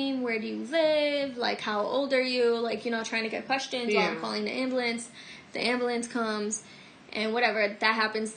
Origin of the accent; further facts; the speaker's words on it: Albania; first language Albanian; I'm Albanian.